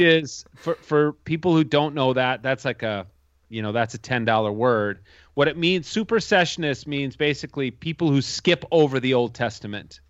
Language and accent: English; suburb of Minneapolis, Minnesota, United States; I grew up here in Minnesota, in, in the same town I live in now. Uh, it's a suburb of Minneapolis